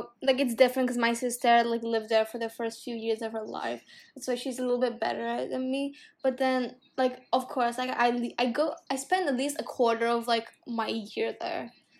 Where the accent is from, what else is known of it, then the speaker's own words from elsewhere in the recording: Singapore; a large part of my identity is also because I grew up in Singapore.